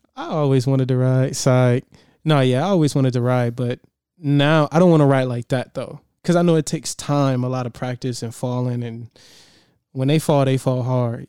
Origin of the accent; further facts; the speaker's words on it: Detroit, Michigan, United States; now in San Diego, United States; I'm from Detroit.